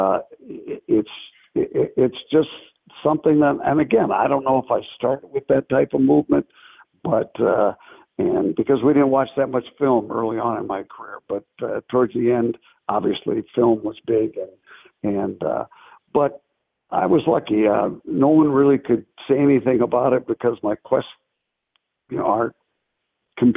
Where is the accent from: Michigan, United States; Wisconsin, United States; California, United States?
Michigan, United States; Battle Creek; I'm from Battle Creek, Michigan, and that's the home of Kellogg cereal